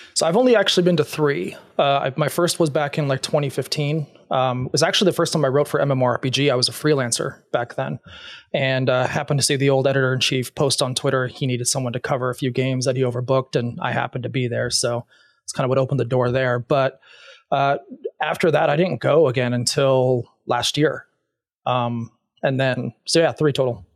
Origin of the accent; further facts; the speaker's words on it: Arizona, United States; I'm originally from Arizona